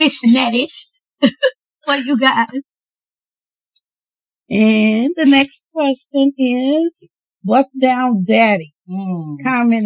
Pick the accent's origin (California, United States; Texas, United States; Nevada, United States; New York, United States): New York, United States; New York City; also born or lived in Queens, New York; I'm originally from New York. Born in Queens, grew up in Brooklyn.